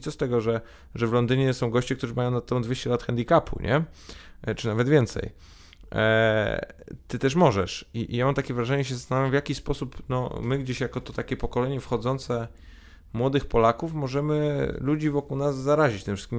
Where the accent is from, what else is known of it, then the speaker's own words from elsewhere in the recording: Poland; urodziliśmy się w Polsce, e, wychowaliśmy się w Polsce